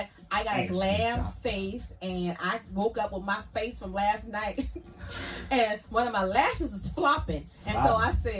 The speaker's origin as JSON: {"language": "English", "country": "Jamaica", "said": "I got $100. I'm Jamaican."}